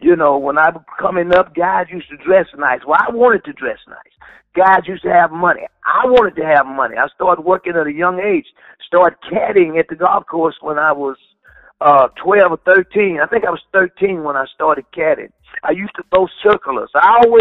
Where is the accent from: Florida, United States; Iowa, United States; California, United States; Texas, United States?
Texas, United States; Dallas; growing up in West Dallas